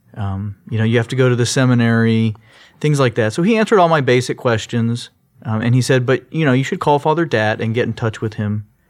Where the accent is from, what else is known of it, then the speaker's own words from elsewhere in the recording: Sugar Land, Texas, United States; also born or lived in Long Beach, California / Orange, California; I grew up in Sugarland. I was actually born in California in Long Beach